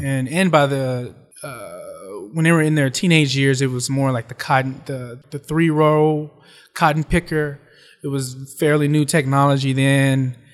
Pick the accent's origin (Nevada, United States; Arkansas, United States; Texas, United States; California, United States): Arkansas, United States; West Memphis; now in New York, United States; I grew up in West Memphis, Arkansas, but I always had family in Memphis.